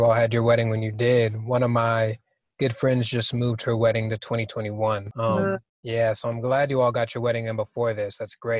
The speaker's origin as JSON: {"language": "English", "town": "St. Louis", "region": "Missouri", "country": "United States", "tie": "born or raised there", "moved": "yes", "said": "St. Louis, Missouri, which is my hometown."}